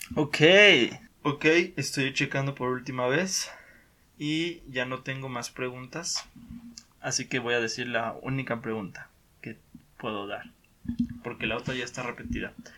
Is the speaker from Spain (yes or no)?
no; Mexico; Yo pienso que los mexicanos somos muy orgullosos de, de, nuestro, de nuestro país